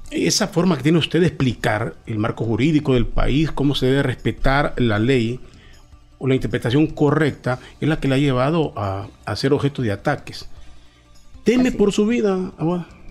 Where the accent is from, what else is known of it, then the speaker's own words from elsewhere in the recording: Honduras; los hondureños